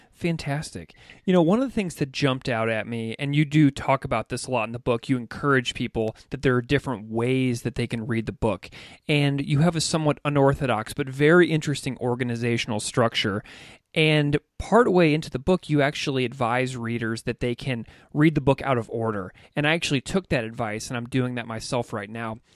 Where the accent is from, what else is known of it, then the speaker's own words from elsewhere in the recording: Missouri, United States; I grew up in Missouri